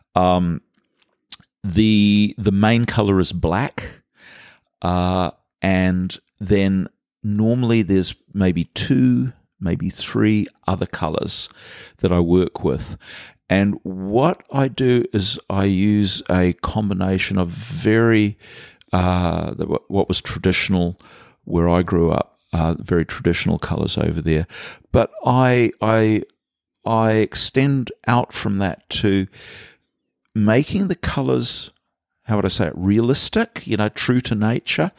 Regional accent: Vancouver, British Columbia, Canada; now in Muriwai, New Zealand; since I was a little kid growing up in Canada

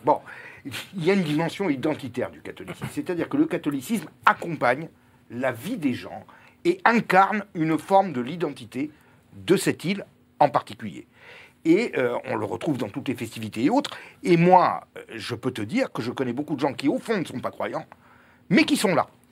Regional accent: Corsica, France; je suis corse

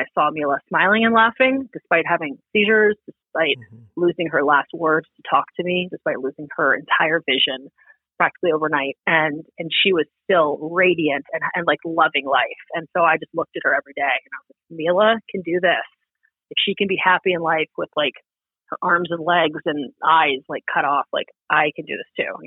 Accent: East Coast, United States; moved away; I grew up on the East Coast

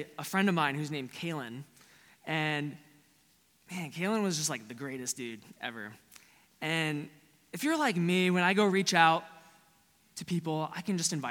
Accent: Florida, United States; Growing up in Florida is a lot like Texas.

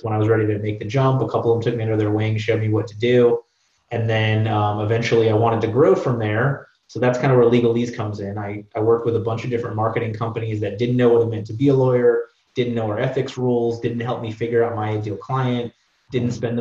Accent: South Florida, United States; moved away as an adult; now in Orlando, United States; I grew up in South Florida, came up to Orlando

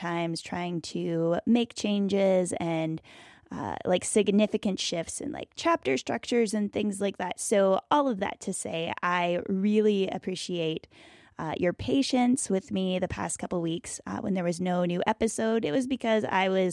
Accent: Bluefield, West Virginia, United States; Pastor Travis there in my hometown of Bluefield, West Virginia

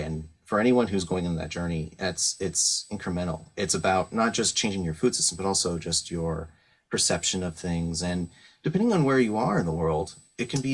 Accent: San Francisco Bay Area, California, United States; moved away; I grew up in the San Francisco Bay Area through the 90s

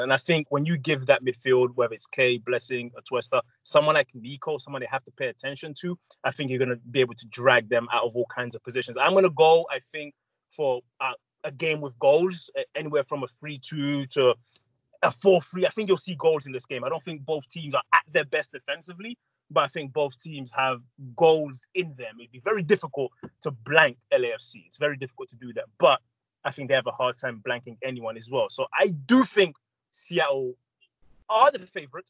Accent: England, United Kingdom; I grew up in England where Liverpool was always a big club

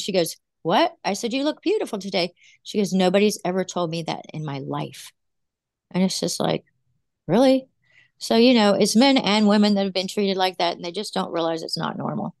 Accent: West Virginia, United States; now in Virginia, United States; I was from West Virginia, and I came here to Virginia

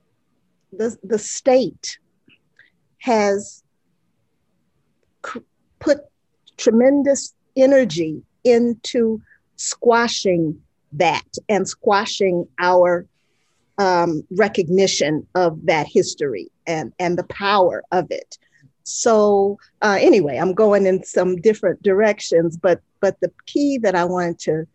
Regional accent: Atlanta, Georgia, United States; the segregated schools that I grew up in Atlanta in the 60s

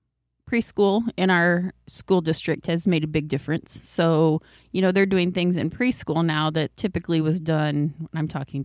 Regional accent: Dyke, Iowa, United States; Well, I grew up here in Dyke. I graduated from Dyke High School as a Bobcat in 1989.

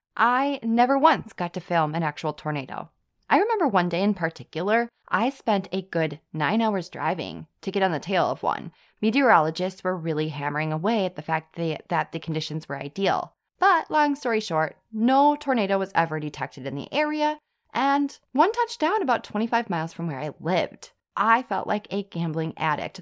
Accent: Wisconsin, United States; I'm from Wisconsin, and I lived on a base

